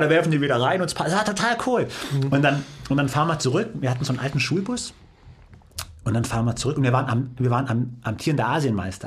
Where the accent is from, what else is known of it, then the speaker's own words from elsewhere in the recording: Heidenheim, Baden-Württemberg, Germany; moved away as an adult; also born or lived in Cologne; bin dann von Süddeutschland, ich bin gebürtiger Heidenheimer, was man mittlerweile ja kennt, dann Richtung äh, Norden